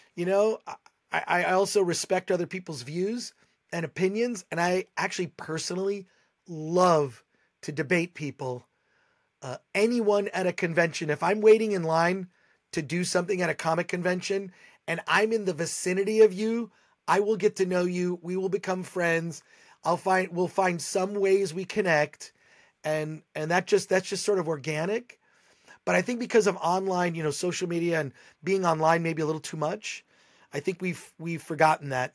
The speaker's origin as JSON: {"language": "English", "region": "Michigan", "country": "United States", "tie": "born or raised there", "moved": "yes", "lives_now": "Los Angeles, United States", "said": "I grew up in Michigan."}